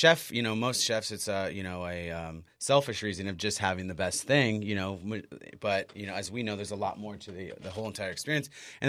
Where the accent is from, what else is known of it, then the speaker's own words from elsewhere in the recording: Imperial Beach, California, United States; moved away; also born or lived in Los Angeles; I moved down from LA just about a year and a half ago. I mean, I'm originally from Imperial Beach